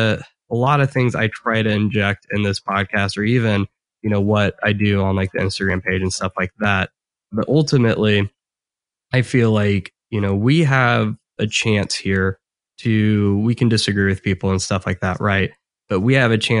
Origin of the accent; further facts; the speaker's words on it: Midwest, United States; me and Chris are just these Midwesterners that have like no accent at all